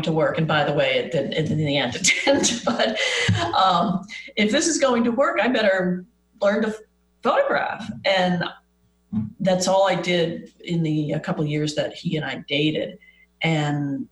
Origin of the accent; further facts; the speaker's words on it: East Coast, United States; moved away as an adult; now in Arizona, United States; I'm from the East Coast